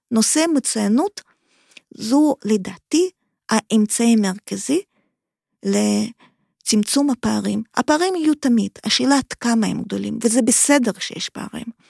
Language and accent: Hebrew; Kharkiv, Kharkiv Oblast, Ukraine; Hebrew is a second language; now in Israel; אני מאוקראינה, אני ילידת עיר חרקיף, חרקוב